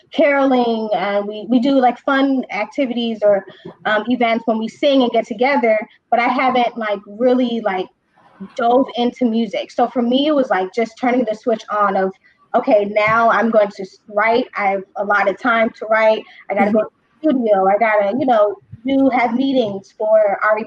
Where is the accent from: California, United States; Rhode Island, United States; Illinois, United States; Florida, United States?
Illinois, United States; Chicago; born and raised here in Chicago, Northside